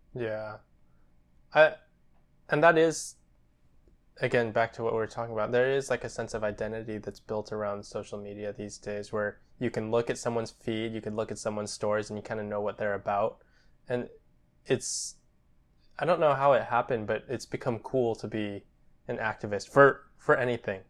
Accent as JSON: {"language": "English", "country": "United States", "said": "We're Japanese American and, yeah, twenty-five."}